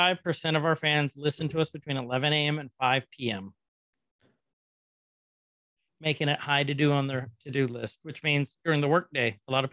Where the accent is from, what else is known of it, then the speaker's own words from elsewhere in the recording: United States; We're stupid Americans.